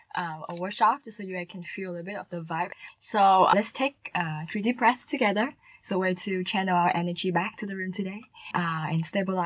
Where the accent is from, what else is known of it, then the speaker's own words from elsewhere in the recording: Ho Chi Minh City, Vietnam; also born or lived in United States; I spent most of my time here in the city. Mm-hmm. I was born in a smaller province, Kinlu, a part of Kinyang, which is like a province. But then my family moved here when I was in grade 4.